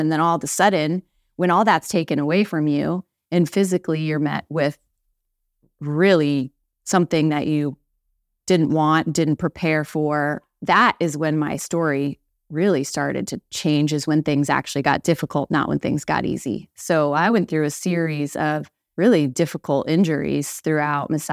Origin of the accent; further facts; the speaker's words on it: St. Louis, Missouri, United States; moved away as an adult; now in Mechanicsburg, United States; I grew up in Saint Louis, Missouri, one of six kids